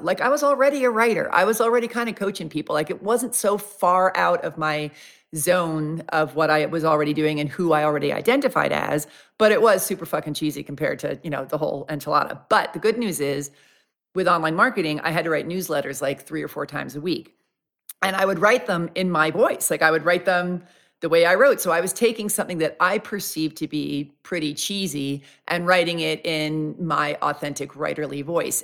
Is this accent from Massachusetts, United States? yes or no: no; New York, United States; I'm from New York.